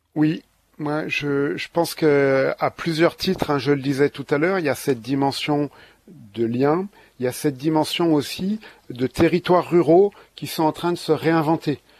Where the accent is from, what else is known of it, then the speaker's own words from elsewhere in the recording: Ardennes, Grand Est, France; je suis aussi originaire des Ardennes